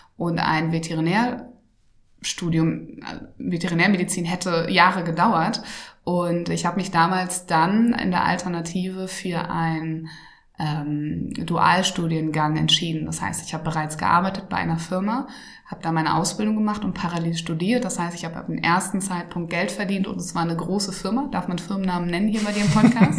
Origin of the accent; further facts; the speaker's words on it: Schleswig-Holstein, Germany; ich komme ja aus Norddeutschland, also aus Schleswig-Holstein, ganz, ganz nah an Hamburg